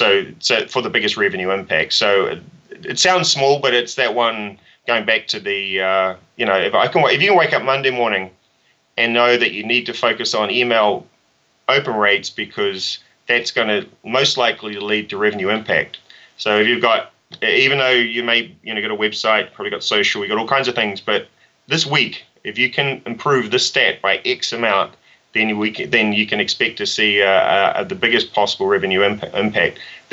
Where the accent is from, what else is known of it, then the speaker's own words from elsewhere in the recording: New Zealand; when I grew up in New Zealand, you know, starting your own business, at least for me, was not even, you know, it was get a job